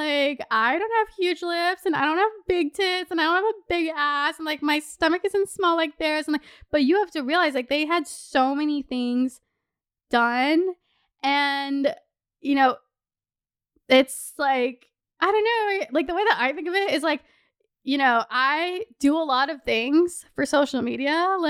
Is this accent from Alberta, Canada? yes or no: no; Toronto, Ontario, Canada; Also, we are from Toronto.